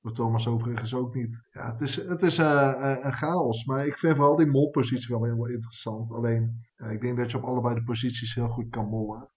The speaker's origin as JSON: {"language": "Dutch", "country": "Netherlands", "said": "als Nederlanders"}